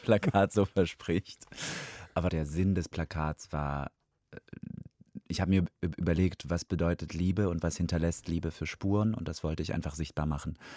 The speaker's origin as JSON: {"language": "German", "country": "Georgia", "tie": "born or raised there", "first_language": "Russian", "second_language": "German", "moved": "yes", "said": "ich bin halt in Georgien geboren"}